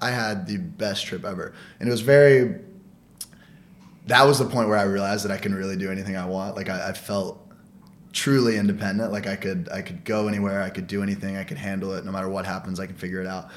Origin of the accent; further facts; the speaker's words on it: United States; moved away as an adult; now in New York, United States; I applied for the Olive Garden in my hometown, like in Abilene, which is like it was oh. like the oh. neighboring town of my hometown